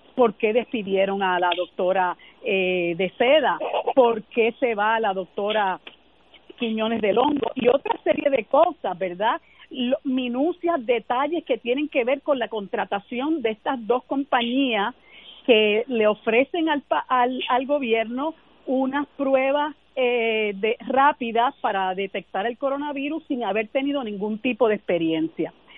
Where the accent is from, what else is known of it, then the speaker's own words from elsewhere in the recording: Puerto Rico; para nosotros como puertorriqueños y puertorriqueñas